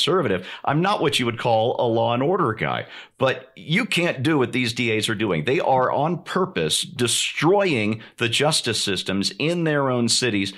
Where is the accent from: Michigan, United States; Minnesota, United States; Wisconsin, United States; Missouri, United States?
Missouri, United States; St. Louis; St. Louis, my hometown